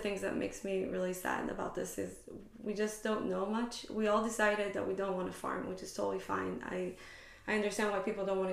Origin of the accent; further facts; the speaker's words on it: Israel; moved away as an adult; now in Bay Area, United States; growing up in Israel